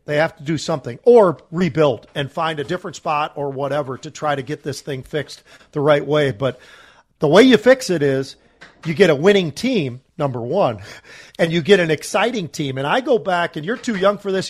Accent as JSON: {"language": "English", "region": "Minnesota", "country": "United States", "tie": "born or raised there", "also_born_or_lived": "California", "said": "we moved from California to Minnesota"}